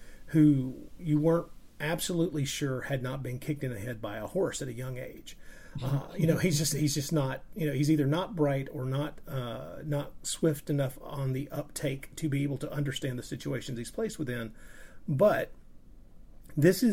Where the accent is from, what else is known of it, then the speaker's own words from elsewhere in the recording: United States; me being an American and having experienced those films at a younger age